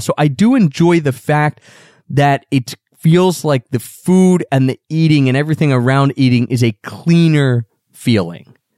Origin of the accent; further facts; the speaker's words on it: Philadelphia, Pennsylvania, United States; I was born right outside of Philadelphia, where we live now, right in the suburbs of Philadelphia